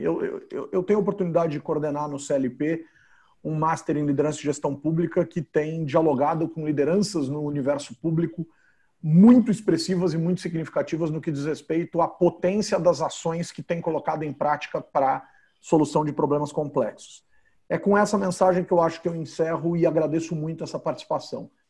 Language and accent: Portuguese; São Paulo, Brazil; algo que eu vivi com oito anos de idade, como paulistano